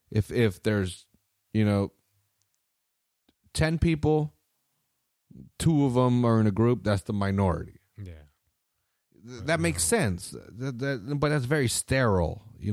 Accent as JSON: {"language": "English", "town": "Salinas", "region": "California", "country": "United States", "said": "Because, again, I'm from Salinas. I'm not the minority, bitch. I'm fucking, right, we're the majority we're here. Yeah, yeah. It's a 75% Mexican town, dog."}